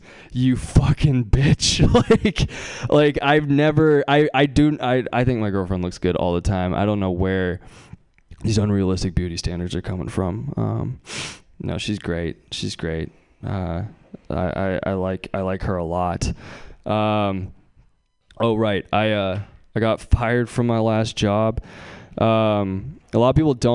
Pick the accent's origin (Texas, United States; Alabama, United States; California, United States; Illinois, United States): California, United States; Bay Area; I'm from the Bay Area